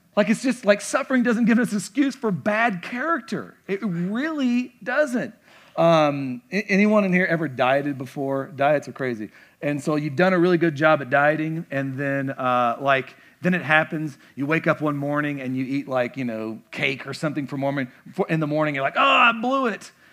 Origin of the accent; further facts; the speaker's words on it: the South, United States; moved away; I'm from the South